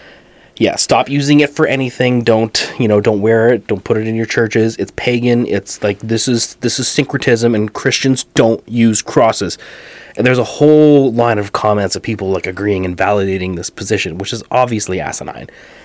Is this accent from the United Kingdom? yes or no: yes; England, United Kingdom; I'm English.